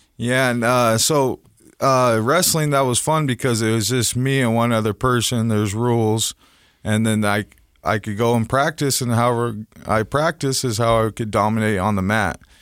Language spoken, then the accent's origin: English; Salt Lake City, Utah, United States; I grew up here in Salt Lake City